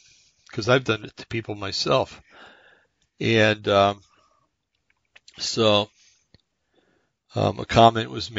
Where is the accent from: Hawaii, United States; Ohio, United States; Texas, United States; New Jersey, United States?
New Jersey, United States; moved away; I'm from New Jersey